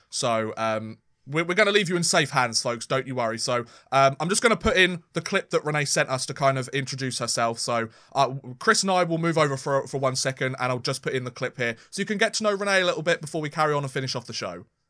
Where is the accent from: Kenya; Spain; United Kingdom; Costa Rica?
United Kingdom